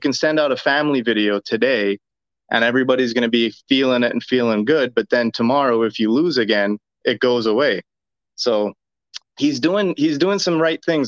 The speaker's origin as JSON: {"language": "English", "country": "Cayman Islands", "moved": "yes", "lives_now": "Woburn, United States", "said": "I'm sitting just outside of Boston, in Woburn, but I'm from the Cayman Islands, though"}